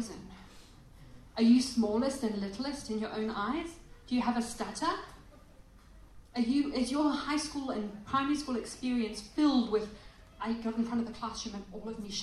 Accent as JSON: {"language": "English", "town": "Selebi-Phikwe", "country": "Botswana", "tie": "born or raised there", "moved": "yes", "lives_now": "Perth, Australia", "said": "I was a little girl in Africa in Salipi Pikwi"}